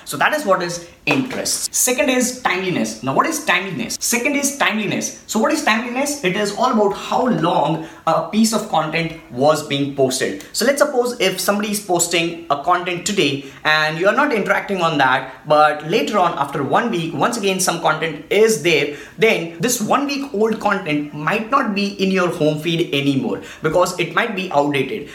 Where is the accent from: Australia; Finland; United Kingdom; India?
India; I'm from India